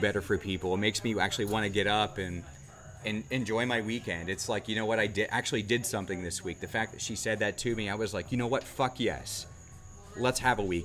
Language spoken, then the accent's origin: English; Southern Ohio, United States; now in Charleston, United States; I'm from Southern Ohio